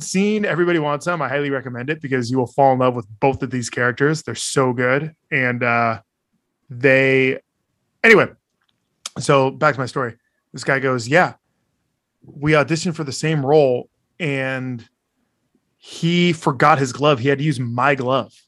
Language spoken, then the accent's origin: English; Bay Area, California, United States; growing up in the Bay Area